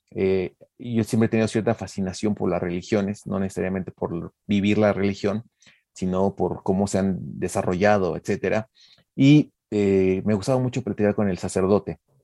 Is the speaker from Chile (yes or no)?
no; Mexico; also born or lived in Mexico City; como mexicano